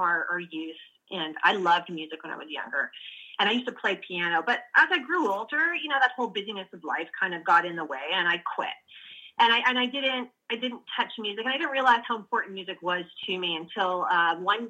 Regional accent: Canada; I am a Canadian

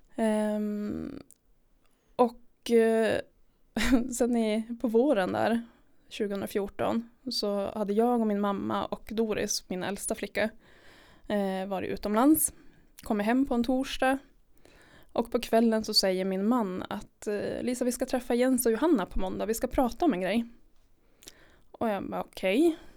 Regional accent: Jukkasjärvi, Norrbotten County, Sweden; jag är uppvuxen i Jukkasjärvi.

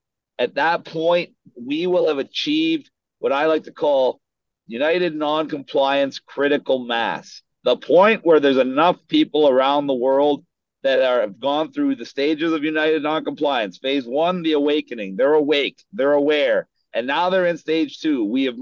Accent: Canada; now in United States; I came from Canada into the U.S., and I'm going to be in the U.K. in a couple weeks.

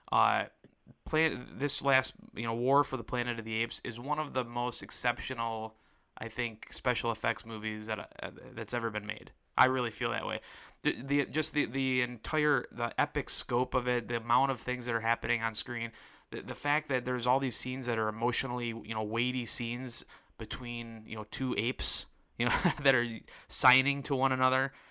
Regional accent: Detroit, Michigan, United States; Uh, I'm from Detroit, and so this uh, is going to be a big one here in Detroit.

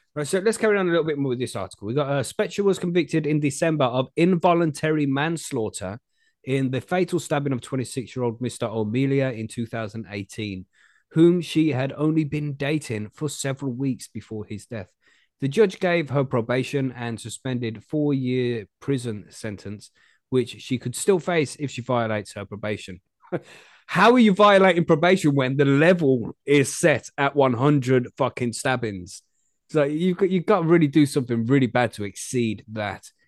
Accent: England, United Kingdom; I'm from England.

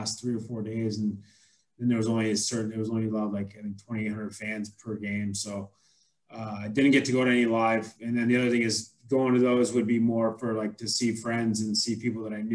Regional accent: Fulton, New York, United States; Fulton, New York is my hometown, just outside of Syracuse

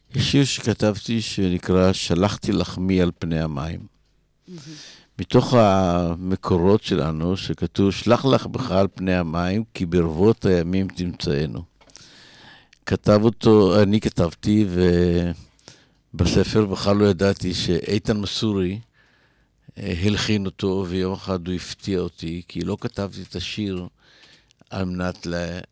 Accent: Israel; אנחנו ישראלים

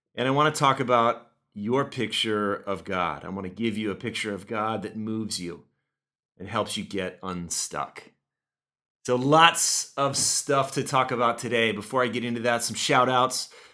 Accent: Oxnard, California, United States; moved away; I grew up in Oxnard, just about sixty miles north of L A, uh, right on the coast

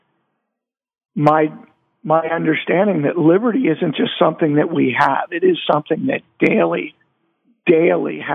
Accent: Maryland, United States; I grew up in Maryland

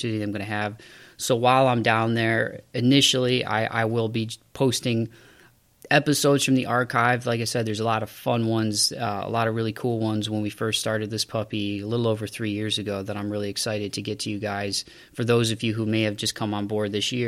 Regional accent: Toledo, Ohio, United States; I've always been in my hometown or near my hometown of where I grew up in Toledo, Ohio.

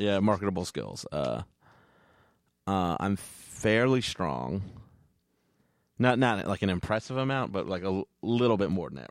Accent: Texas, United States; moved away; grew up in Texas

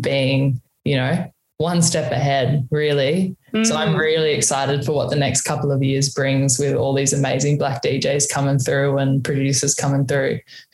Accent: Alice Springs, Northern Territory, Australia; moved away; also born or lived in Sydney; we moved back to Mantua, Alice Springs after that. So, yeah, I was there for pretty much my childhood, my teenage

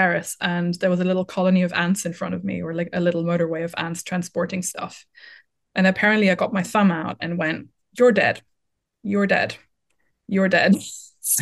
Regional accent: Vienna, Austria; English is a second language; moved away as an adult; now in Brighton, United Kingdom; I'm an only child. I grew up in Vienna

